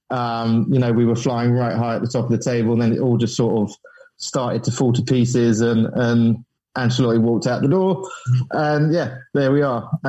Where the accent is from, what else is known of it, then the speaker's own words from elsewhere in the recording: Watford, East of England, United Kingdom; I was born in Watford